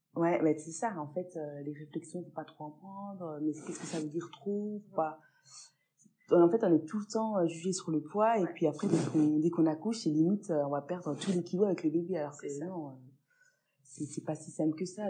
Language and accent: French; Pontarlier, Bourgogne-Franche-Comté, France; la ville dans laquelle j'ai vécu, euh, donc à Pontarlier pendant plusieurs euh, années